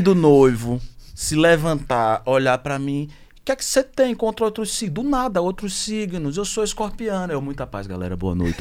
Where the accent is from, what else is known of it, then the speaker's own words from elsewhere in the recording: Sergipe, Brazil; eu sou sergipano